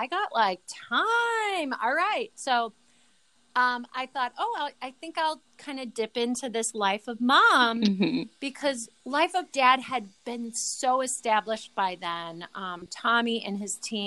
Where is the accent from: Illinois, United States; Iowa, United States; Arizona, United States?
Illinois, United States; Chicago; I'm from the South Side of Chicago